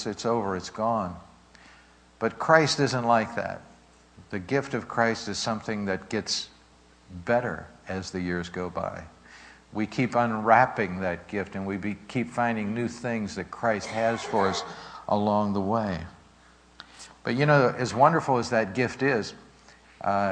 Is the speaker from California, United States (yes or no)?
no; Pittsburgh, Pennsylvania, United States; growing up in Pittsburgh, my sister and myself, in the Sheridan section of Pittsburgh